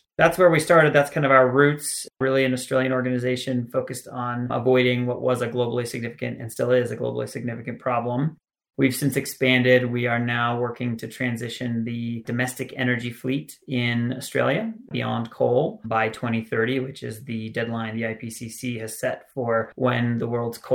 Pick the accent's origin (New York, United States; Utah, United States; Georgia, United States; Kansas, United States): Utah, United States; I'm from Utah. I spent a lot of time outdoors in the mountains, grew up skiing and snowboarding